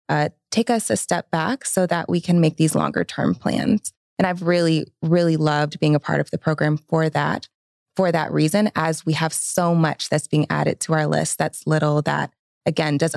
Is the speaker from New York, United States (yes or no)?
no; Atlanta, Georgia, United States; I am born and raised in Atlanta or the metro Atlanta area for those that are very particular about that.